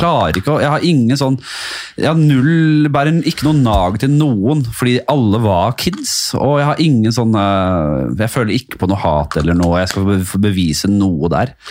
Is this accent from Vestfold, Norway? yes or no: no; Oslo, Norway; jeg er fra Bekkelaget.